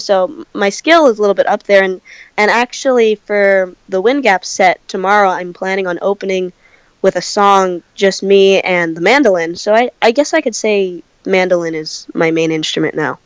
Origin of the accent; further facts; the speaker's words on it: California, United States; also born or lived in Santa Cruz, California; I come from California